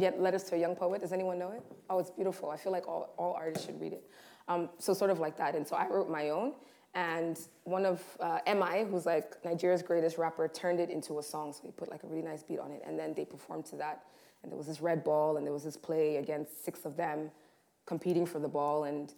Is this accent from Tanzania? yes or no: yes; Tanzania; also born or lived in Rwanda; we lived in a number of houses in Rwanda, growing up in Tanzania, there was never conversation about a swimming pool, right?